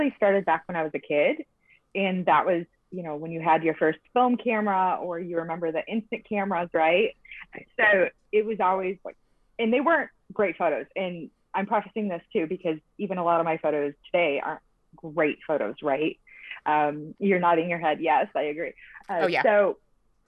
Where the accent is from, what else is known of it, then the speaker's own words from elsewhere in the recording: Michigan, United States; now in Huntington Beach, United States; I am originally from Michigan, just like Kristen, and I now live in Huntington Beach, California